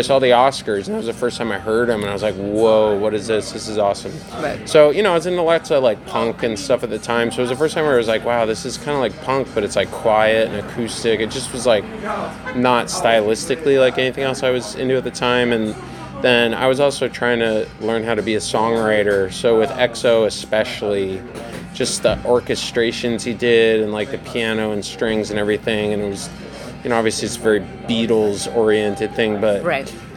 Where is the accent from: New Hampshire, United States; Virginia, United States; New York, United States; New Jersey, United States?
New Hampshire, United States; also born or lived in Boston; now in Austin, United States; I grew up in New Hampshire where it's kind of provincial